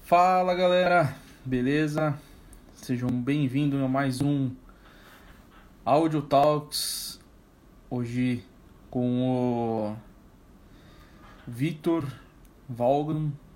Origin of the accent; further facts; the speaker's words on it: São Caetano do Sul, São Paulo, Brazil; also born or lived in Piauí / Cuiabá; now in Rondonópolis, Brazil; Eu sou de São Paulo. Sou de São Caetano do Sul, do, do ABC